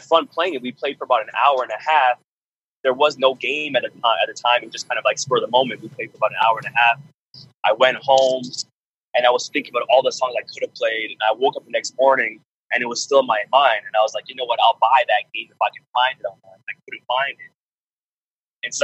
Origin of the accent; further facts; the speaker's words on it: Canada; I'm Canadian.